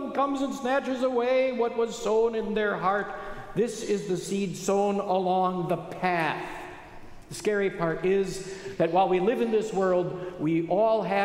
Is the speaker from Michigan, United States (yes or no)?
no; Wisconsin, United States; I grew up in Wisconsin, about 50 miles west of here.